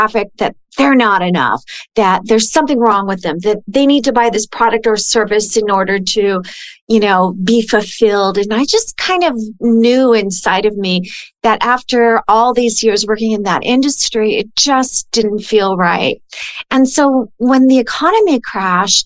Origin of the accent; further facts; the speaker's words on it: California, United States; moved away; I'm originally from California